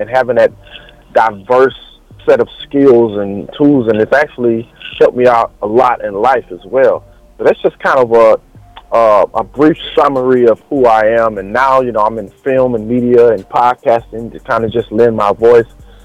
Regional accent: Silsbee, Texas, United States; born and raised in Texas, man, small town Texas called Silsbee, Texas.

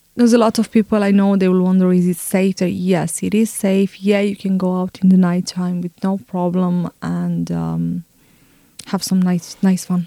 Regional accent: Bucharest, Romania; now in Dublin, Ireland; I'm exactly from Bucharest

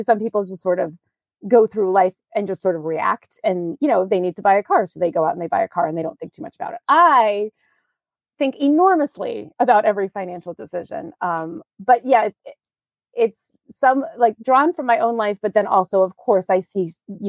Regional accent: New York, United States; moved away as an adult; also born or lived in Virginia; now in Maine, United States; I grew up in New York and I went to college in Virginia

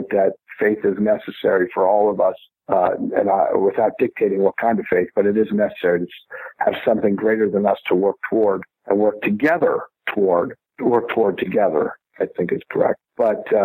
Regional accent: Bethlehem, Pennsylvania, United States; also born or lived in Los Angeles; now in Fayetteville, United States; it was shot in my hometown. It was shot in Bethlehem, Pennsylvania.

